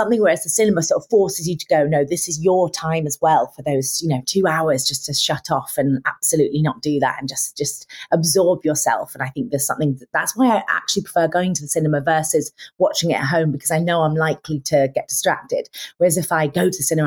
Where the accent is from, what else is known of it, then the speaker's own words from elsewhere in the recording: Lincolnshire, East Midlands, United Kingdom; I'm from Lincolnshire.